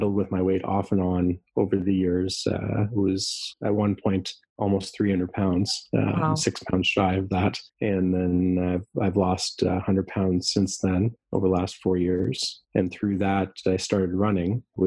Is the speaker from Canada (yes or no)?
yes; Toronto, Ontario, Canada; I was born and raised in Canada. My parents were from Austria, and they met here in Canada. You know, I've always lived kind of in the same area, around in and around Toronto.